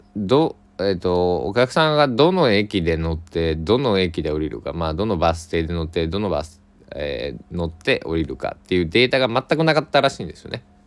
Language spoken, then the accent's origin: Japanese; Kochi, Japan; moved away; 僕の地元高知県佐木市